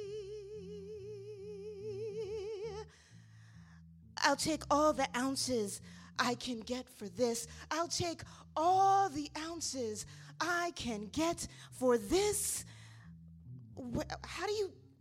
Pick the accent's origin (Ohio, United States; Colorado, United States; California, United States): Ohio, United States; Cleveland; now in Brooklyn, United States; I'm originally from Cleveland